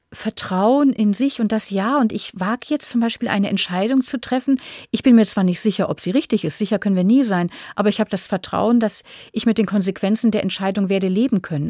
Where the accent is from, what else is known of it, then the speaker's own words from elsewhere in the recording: Northern Germany, Germany; moved away as an adult; also born or lived in Munich, Germany; now in Austria; als Norddeutsche